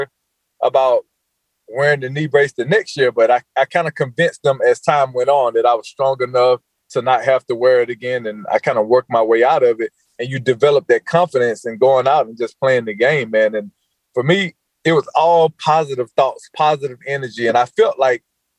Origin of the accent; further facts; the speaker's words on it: Georgia, United States; moved away as an adult; also born or lived in North Carolina / Los Angeles; After growing up in Georgia my entire life, leaving Georgia, coming right here to Carolina, and being in Carolina for 14 years